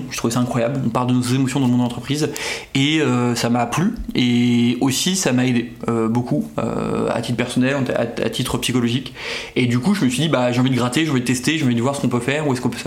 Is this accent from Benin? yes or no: no; Brittany, France; now in Paris, France; j'ai 35 ans, je viens de Bretagne mais en vrai je suis parisien